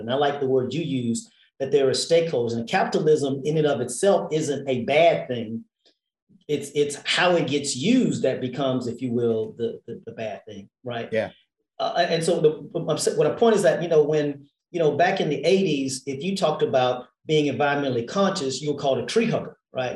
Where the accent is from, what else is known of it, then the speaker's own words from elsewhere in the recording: Houston, Texas, United States; moved away as an adult; now in Washington, D.C., United States; I grew up in Texas and Houston, Texas